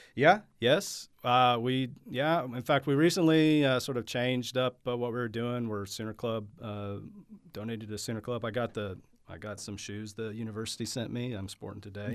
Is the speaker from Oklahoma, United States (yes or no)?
yes; Oklahoma City, Oklahoma, United States; I went to Putnam City High School.